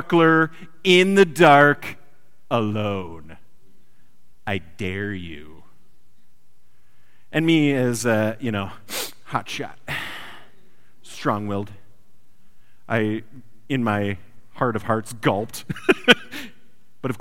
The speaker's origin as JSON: {"language": "English", "region": "Wisconsin", "country": "United States", "moved": "yes", "said": "I come from Wisconsin"}